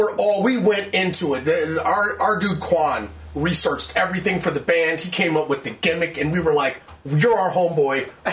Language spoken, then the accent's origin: English; Bloomfield, New Jersey, United States; also born or lived in Newark, New Jersey / California; But then high school, like the years that matter, yeah, was like right here. It was like here at Bloomfield. I went to Montclair High School.